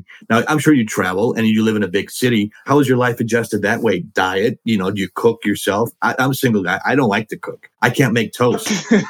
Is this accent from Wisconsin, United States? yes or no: yes; Wisconsin, United States; I'm from Wisconsin.